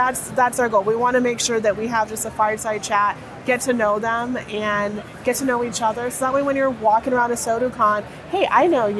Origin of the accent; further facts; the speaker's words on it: South Texas, United States; a general manager in South Texas that I, from my hometown